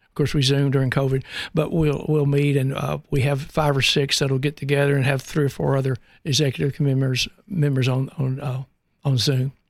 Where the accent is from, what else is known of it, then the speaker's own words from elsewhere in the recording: Birmingham, Alabama, United States; now in Knoxville, United States; I grew up in the Al, in the Alabama and Birmingham area